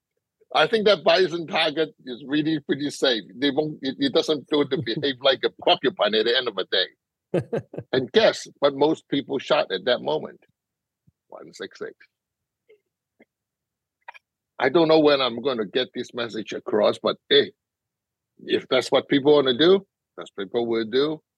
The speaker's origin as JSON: {"language": "English", "country": "Hong Kong", "tie": "born or raised there", "moved": "yes", "said": "being grew up in Hong Kong"}